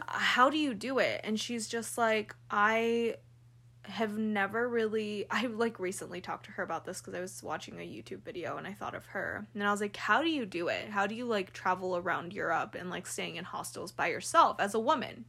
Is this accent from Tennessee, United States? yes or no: no; California, United States; now in Salt Lake City, United States; I'm from California